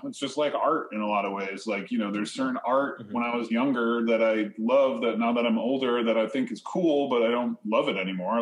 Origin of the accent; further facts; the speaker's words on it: Sheridan, New York, United States; I grew up in New York State